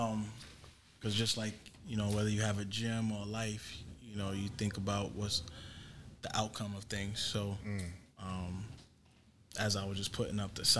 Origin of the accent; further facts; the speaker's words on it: New York City, New York, United States; also born or lived in St. Albans, Queens; born and raised in the Bronx. Then we moved to Queens in 93.